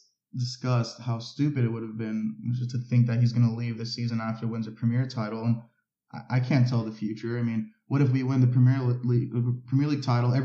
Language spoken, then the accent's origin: English; United States; growing up in America